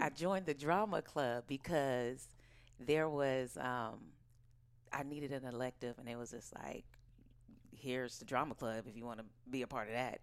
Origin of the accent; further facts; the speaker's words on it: Oakland, California, United States; also born or lived in New York; I was born and raised in Oakland, California, right here.